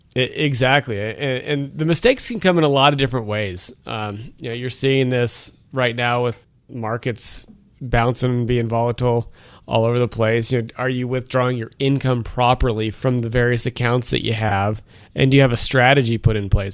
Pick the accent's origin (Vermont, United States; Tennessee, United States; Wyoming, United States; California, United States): Wyoming, United States; also born or lived in Rhode Island; growing up in Wyoming